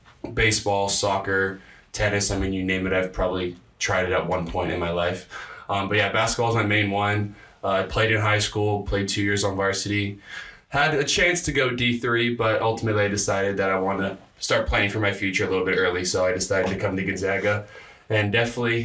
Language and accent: English; Los Angeles, California, United States; now in Spokane, United States; I'm a sophomore from Los Angeles, California